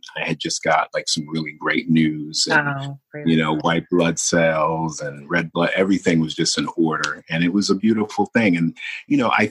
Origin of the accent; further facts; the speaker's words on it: New York City, New York, United States; I'm from Brooklyn. Like, you know, Brooklyn is a planet